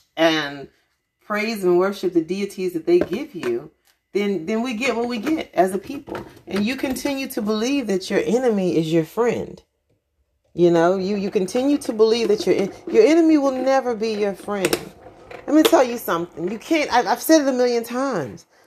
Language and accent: English; United States; I am American